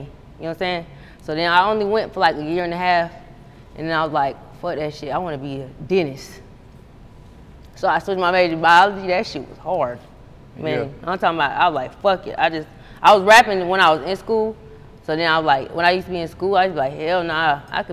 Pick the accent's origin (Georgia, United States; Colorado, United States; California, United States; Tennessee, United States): Georgia, United States; also born or lived in Lafayette, Indiana; I moved here in third grade